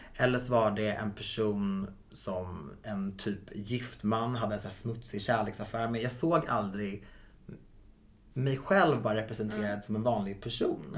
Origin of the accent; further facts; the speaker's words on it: Viksjö, Stockholm County, Sweden; Viksjö i sig är ju väldigt homogent